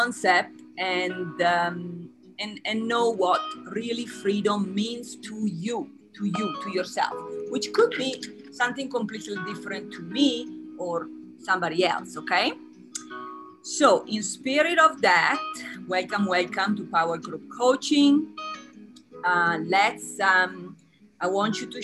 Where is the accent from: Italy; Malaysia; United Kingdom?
Italy; moved away; So I'm from Italy. My accent and last name gives it away.